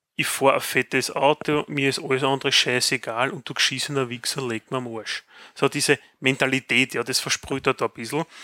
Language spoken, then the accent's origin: German; Graz, Styria, Austria; bei uns in Graz